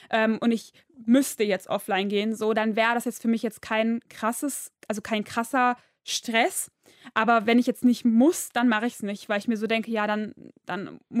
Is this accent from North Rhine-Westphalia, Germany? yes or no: yes; Duisburg, North Rhine-Westphalia, Germany; Ja, ich komme aus Duisburg.